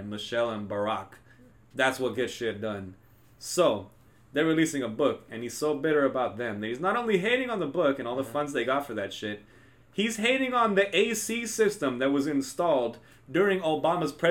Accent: Texas, United States; I'm from Texas, bitch.

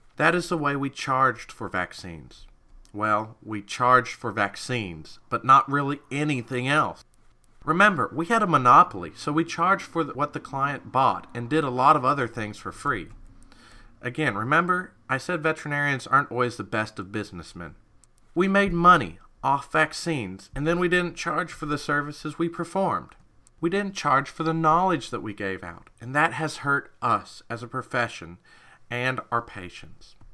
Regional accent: Kentucky, United States; I'm from Kentucky

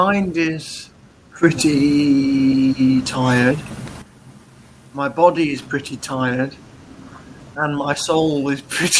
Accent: Cromer, East of England, United Kingdom; He said, a place called Cromer.

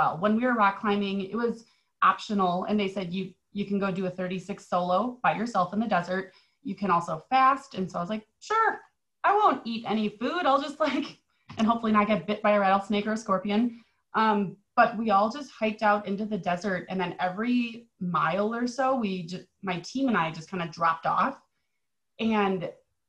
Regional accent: Wisconsin, United States; now in Nevada, United States; So even though I live here in Nevada, I grew up in Wisconsin

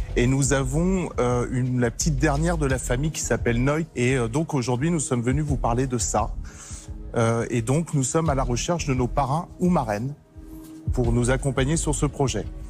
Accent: Saint-Lô, Normandy, France; Comme Julie, nous venons de Saint-Lô en Normandie

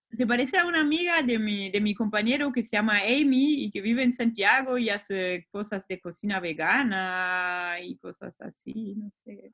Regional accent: Wanne-Eickel, North Rhine-Westphalia, Germany; Spanish is a second language; moved away as an adult; also born or lived in Hamburg; now in Berlin, Germany; Nací en Alemania hace 36 años y nací en una zona industrial de minería que se llama la cuenca del Ruhr, que está en el oeste de Alemania

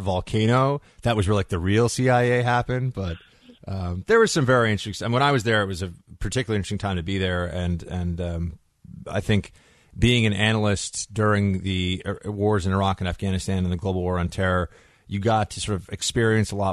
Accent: New York, United States; I'm a New Yorker.

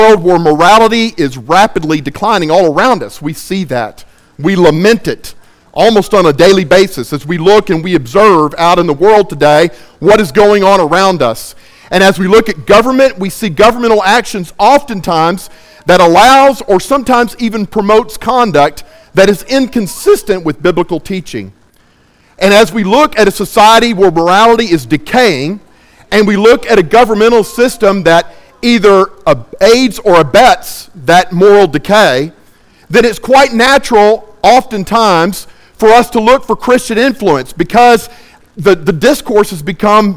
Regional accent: Baytown, Texas, United States; I am from Baytown, Texas

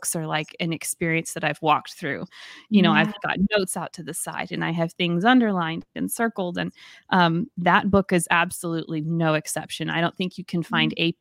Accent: the South, United States; accent: Southern; my Southern accent

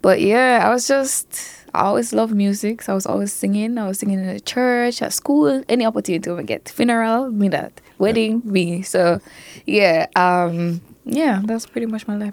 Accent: Mandeville, Manchester, Jamaica; growing up in Manchester

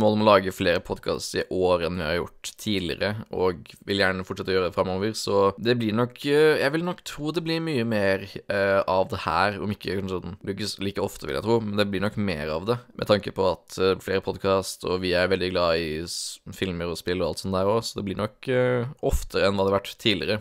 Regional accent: Grimstad, Agder, Norway; jeg er jo fra Sørlandet, nede på Grimstad

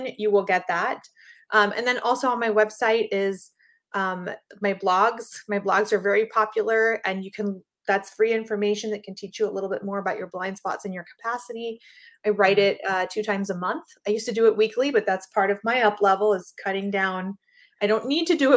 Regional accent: Panama; I'm from Panama

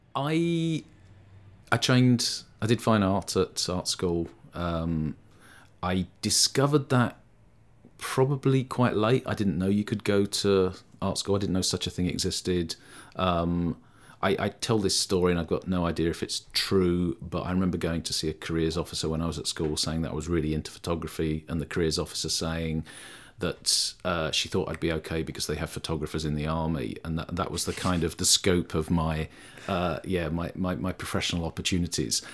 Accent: London, United Kingdom; moved away as an adult; also born or lived in Sheffield / Liverpool; I grew up in London

